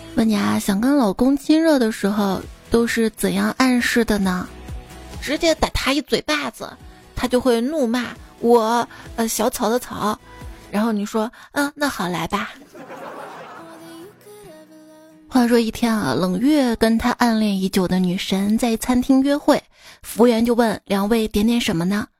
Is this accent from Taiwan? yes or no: no; northern China, China; 我是北方人